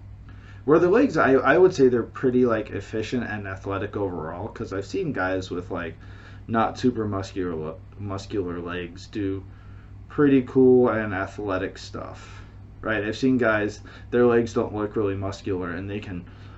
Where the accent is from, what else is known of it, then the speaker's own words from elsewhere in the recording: United States; now in China; I am American. I am living in China